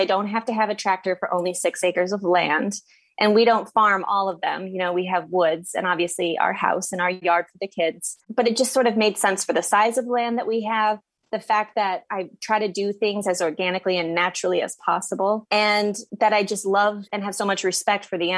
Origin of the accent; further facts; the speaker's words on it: Midwest, United States; moved away as an adult; also born or lived in central New Jersey; now in New Jersey, United States; I currently live on a 6-acre farm in central New Jersey, and I'm from the Midwest